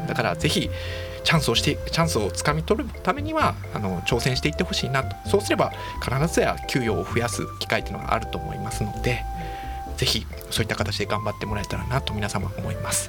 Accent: Kansai, Hyogo, Japan; 関西の兵庫県出身ですね

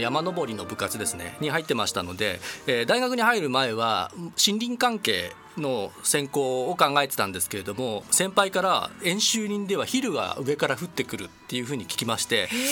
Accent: Yokohama, Kanagawa, Japan; moved away as an adult; also born or lived in Niigata / Tsukuba; 横浜出身です

